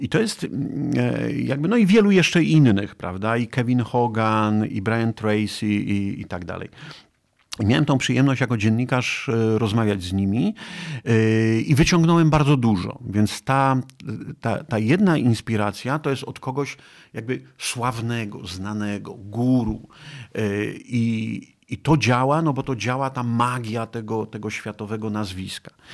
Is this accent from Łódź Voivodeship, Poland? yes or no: no; Nowa Dęba, Subcarpathian Voivodeship, Poland; moved away; also born or lived in Kraków; jestem z Puszczy Sandomierskiej, taki lasowiak, Nowa Dęba, gdzieś tam między Sandomierzem a Kolbuszową e, w Nowej Dębie E, się, wychowałem, ale czuję się Krakusem